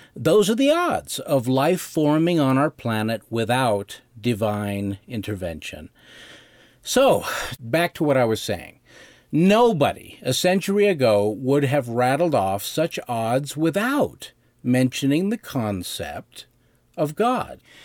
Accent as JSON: {"language": "English", "area": "Bighorn Basin", "region": "northern Wyoming", "country": "United States", "tie": "born or raised there", "said": "I grew up in the Bighorn Basin of northern Wyoming"}